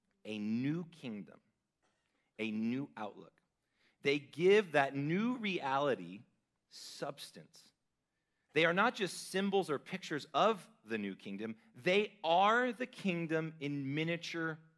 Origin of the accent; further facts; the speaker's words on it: California, United States; now in Idaho, United States; as a Californian